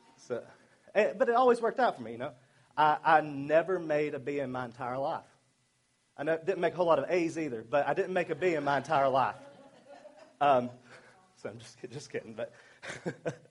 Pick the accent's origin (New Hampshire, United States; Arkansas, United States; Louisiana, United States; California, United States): Arkansas, United States; accent: southern; moved away; I'm from Arkansas